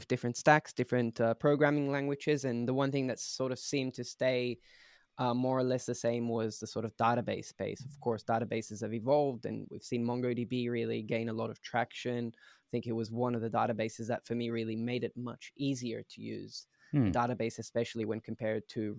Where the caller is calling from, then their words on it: Berlin, Germany; So I'm joining from Berlin, Germany, where Prisma originally started.